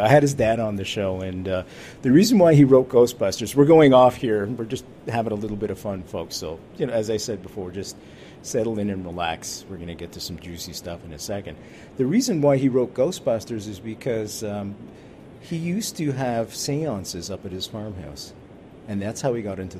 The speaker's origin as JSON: {"language": "English", "town": "Montreal", "region": "Quebec", "country": "Canada", "said": "She likes the way I say that because I'm from Montreal, right?"}